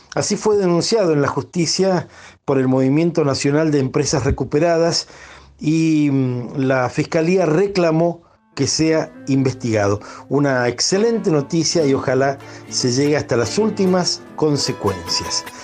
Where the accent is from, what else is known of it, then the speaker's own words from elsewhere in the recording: Argentina; millones de argentinos